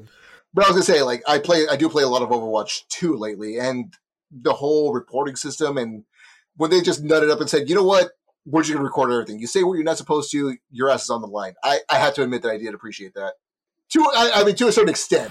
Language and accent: English; Texas, United States; Speaking as a Texan